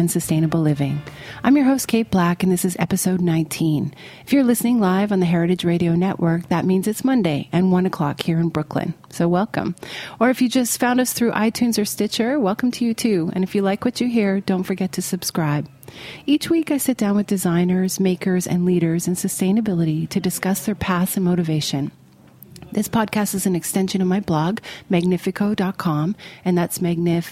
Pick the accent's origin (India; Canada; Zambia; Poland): Canada; Toronto, Ontario; that's my hometown